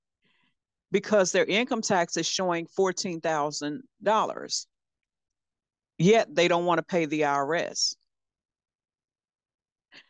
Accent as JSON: {"language": "English", "region": "Louisiana", "country": "United States", "moved": "yes", "said": "I'm from Louisiana originally."}